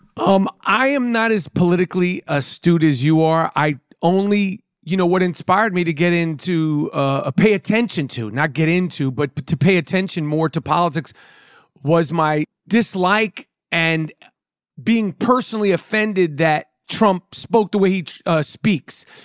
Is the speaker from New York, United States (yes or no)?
yes; New York City, New York, United States; I grew up in New York City, right in Manhattan